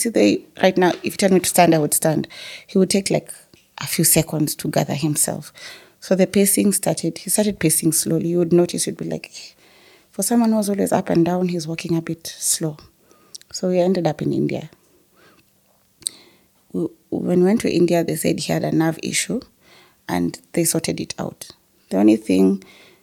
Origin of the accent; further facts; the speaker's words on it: Nairobi, Kenya; we grew up in South Sea